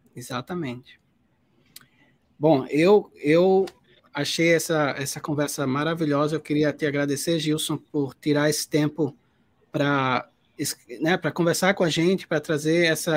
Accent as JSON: {"language": "Portuguese", "region": "Paraíba", "country": "Brazil", "said": "eu sendo paraibano, paraibano"}